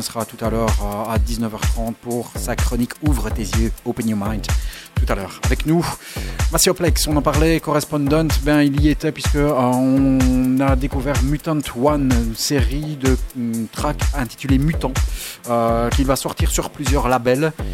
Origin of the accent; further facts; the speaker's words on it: Belgium; On est belge